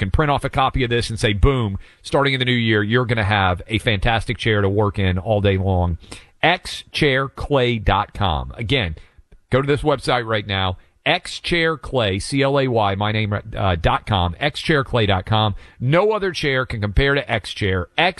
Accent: Tennessee, United States; here in my home state of Tennessee

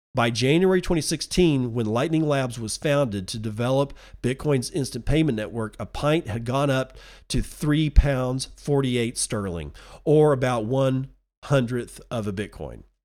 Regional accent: United Kingdom; Being British

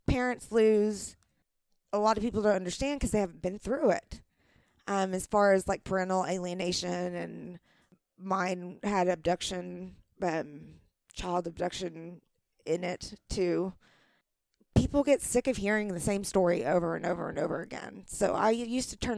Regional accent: the Bible Belt, United States; I'm from a small town. I'm from the Bible Belt

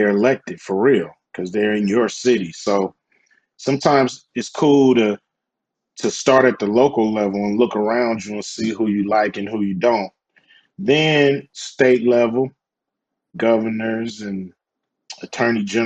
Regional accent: Los Angeles, California, United States; I grew up in South Central Los Angeles

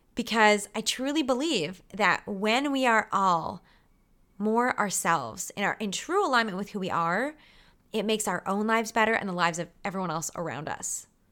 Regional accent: Canada

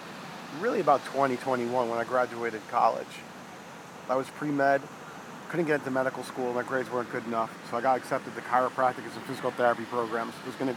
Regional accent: New York City, New York, United States; I grew up in the city, so growing up in the Bronx

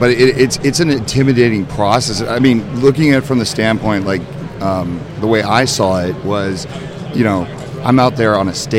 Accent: New Jersey, United States; growing up in Jersey, you just don't have access to a lot of the stuff, a lot of the guns.

